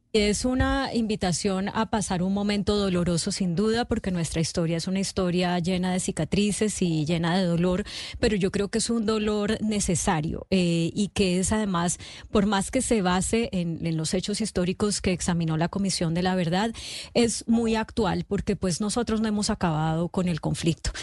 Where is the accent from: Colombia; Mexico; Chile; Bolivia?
Colombia; como colombianos